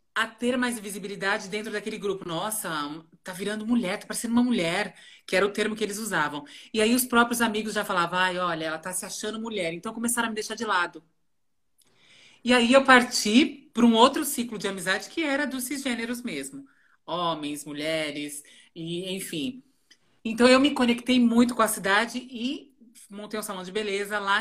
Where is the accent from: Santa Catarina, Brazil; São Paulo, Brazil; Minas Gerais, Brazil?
São Paulo, Brazil; Rio Grande da Serra; moved away as an adult; also born or lived in Ribeirão Pires; now in São Paulo, Brazil; eu nasci em Ribeirão Pires, né? Morei em Rio Grande da Serra muito tempo